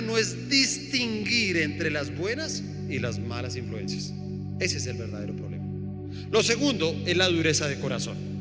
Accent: Colombia; nosotros como colombianos

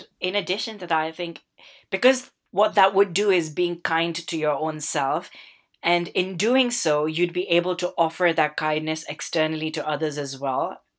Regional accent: Southall, London, United Kingdom; And they don't believe that I'm from Southall. Actually, I mean, the first thing they say, oh yeah, it is the very Asian area, right?

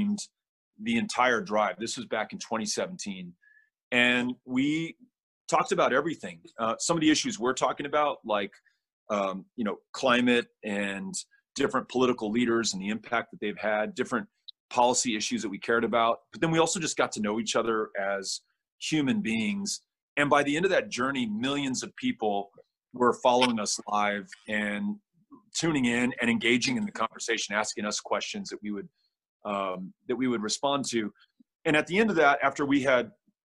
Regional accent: Texas, United States; your fellow Texan

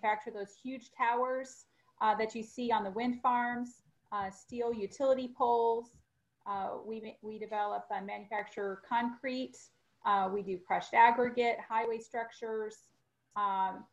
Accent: St. Louis, Missouri, United States; moved away as an adult; also born or lived in Springfield, Missouri; now in Dallas, United States; I grew up in the St. Louis area and relocated to Dallas after I graduated from college.

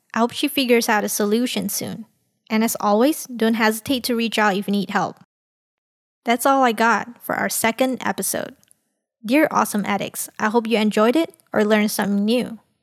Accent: Malaysia; Coming from a multicultural society in Malaysia

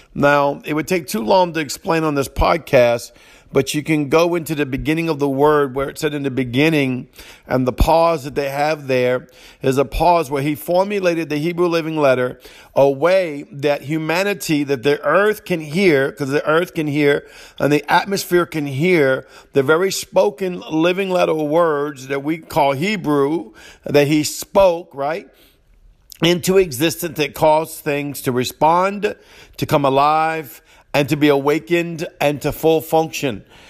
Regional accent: New Orleans, Louisiana, United States; accent: Cajun; coming out of New Orleans

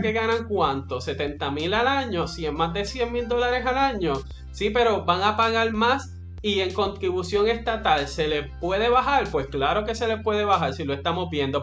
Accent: Puerto Rico; como puertorriqueños

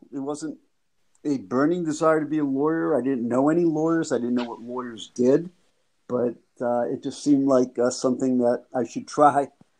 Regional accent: Worcester, Massachusetts, United States; moved away as an adult; also born or lived in Grand Forks, North Dakota; I grew up in Worcester, Massachusetts, and graduated from the University of Massachusetts in 1971.

